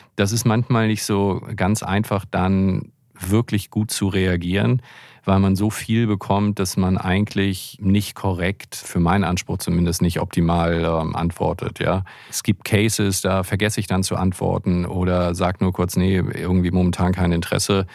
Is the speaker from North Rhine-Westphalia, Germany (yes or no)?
no; Hamburg, Germany; ich bin ja Hamburger